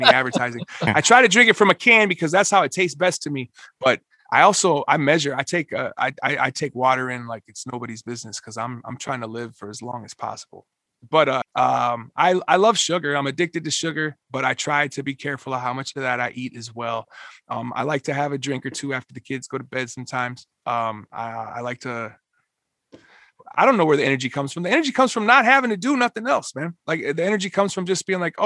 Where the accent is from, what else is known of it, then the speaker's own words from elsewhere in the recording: Minneapolis, Minnesota, United States; I'm from Minneapolis